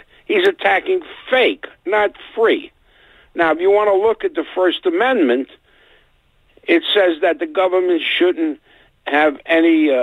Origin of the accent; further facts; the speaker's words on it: New York City, New York, United States; growing up on the Lower East Side